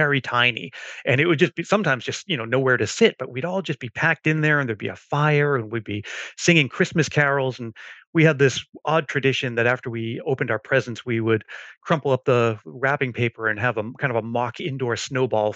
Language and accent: English; Stoughton, Massachusetts, United States; moved away as an adult; now in Silicon Valley, United States; I grew up in New England in a town called Stoughton, Massachusetts, but I moved out to Silicon Valley